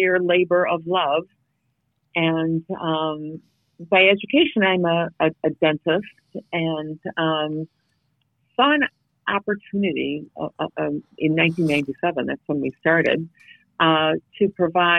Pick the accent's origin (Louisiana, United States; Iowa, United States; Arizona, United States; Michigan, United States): Michigan, United States; Detroit; I'm from Detroit